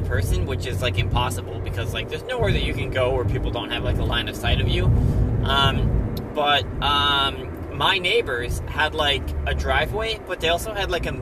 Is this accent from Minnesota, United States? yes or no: yes; Inver Grove Heights, Minnesota, United States; growing up in Inver Grove Heights, Minnesota. Born and raised all my years there in Minnesota